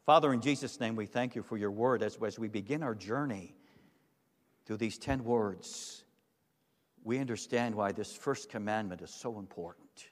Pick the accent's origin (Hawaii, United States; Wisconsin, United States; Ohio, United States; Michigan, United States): Michigan, United States; Holland; I grew up in Holland, Michigan